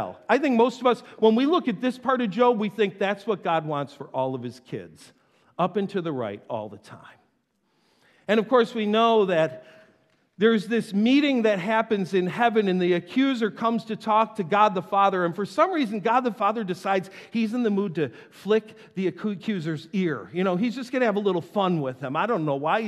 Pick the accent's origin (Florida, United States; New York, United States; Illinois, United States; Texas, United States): New York, United States; North Tonawanda; I grew up in North Tonawanda